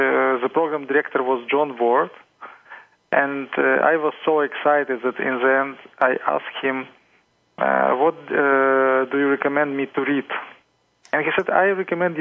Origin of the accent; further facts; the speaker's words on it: Ukraine; I'm coming from Ukraine